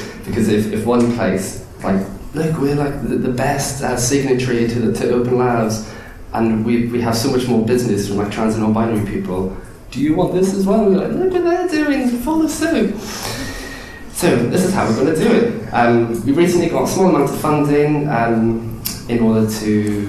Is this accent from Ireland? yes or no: yes; Ireland; now in London, United Kingdom; I'm just Irish